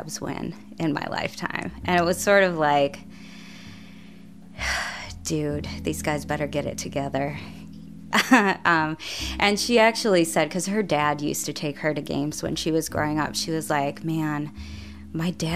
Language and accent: English; Chicago, Illinois, United States; I grew up outside of Chicago, in the south suburbs of Chicago.